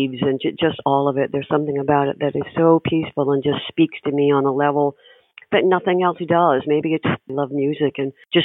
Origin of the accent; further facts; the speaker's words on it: Panama City, Florida, United States; I was born in Panama City, you know, right then in Florida